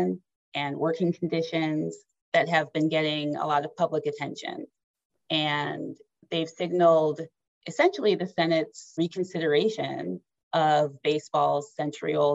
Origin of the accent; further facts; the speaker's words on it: Detroit, Michigan, United States; my hometown Detroit Tigers